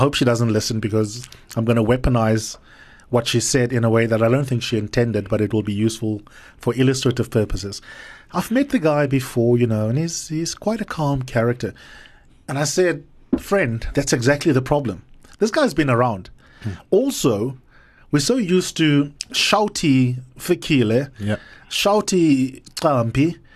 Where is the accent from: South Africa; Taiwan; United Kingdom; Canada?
South Africa; as a South African voter